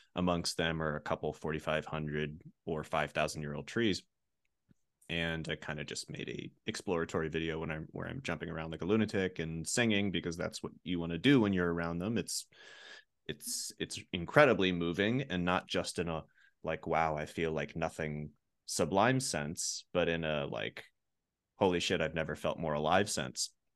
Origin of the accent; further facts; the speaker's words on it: rural Pennsylvania, United States; I grew up in Pennsylvania, and I grew up around, in, in rural Pennsylvania